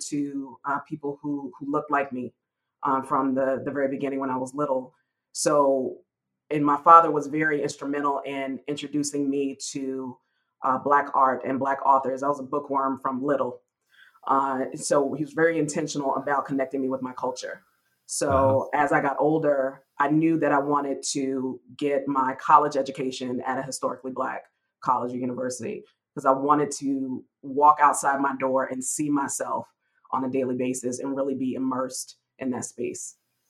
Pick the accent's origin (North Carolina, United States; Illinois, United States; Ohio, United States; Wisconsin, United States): North Carolina, United States; also born or lived in California / Virginia / Denver, Colorado; So my background, I'm from North Carolina, but have lived all over. My dad was in the military. He was in the Marine Corps. And so I've lived in, I was actually born in California, but I've lived in Virginia. I've lived in Denver, Colorado.